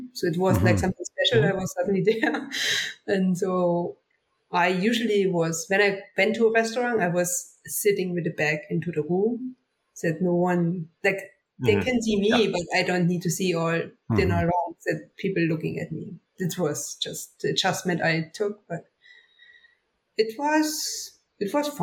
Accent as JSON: {"language": "English", "town": "Oberhof", "region": "Thuringia", "country": "Germany", "tie": "born or raised there", "second_language": "English", "moved": "as an adult", "lives_now": "Lake Placid, United States", "said": "my hometown, Oberhof"}